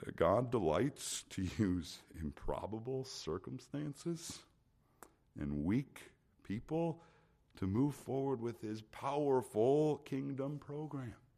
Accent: the middle of Minnesota, United States; moved away; growing up in the middle of Minnesota

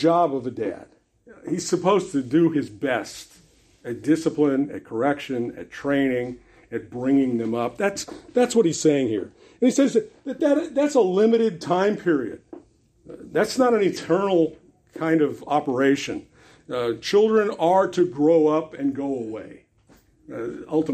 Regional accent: Los Angeles, California, United States; I grew up in Venice Beach, incidentally. Kathy and I are graduates of Venice High School

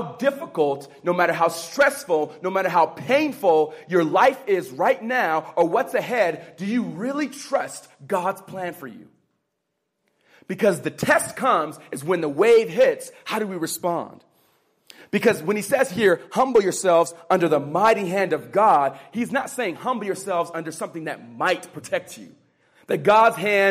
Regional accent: California, United States; I was raised in the California public school system

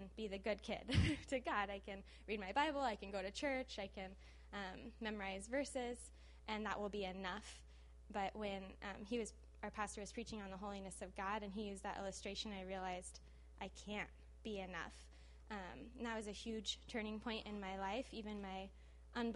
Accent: Los Angeles, California, United States; I did not grow up in Brazil. I grew up in the San Fernando Valley

